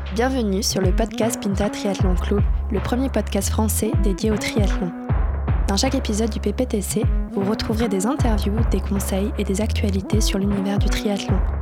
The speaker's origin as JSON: {"language": "French", "town": "Mende", "region": "Occitania", "country": "France", "moved": "as an adult", "lives_now": "Vichy, France", "said": "je suis originaire de mende en euh, j'ai 30 ans"}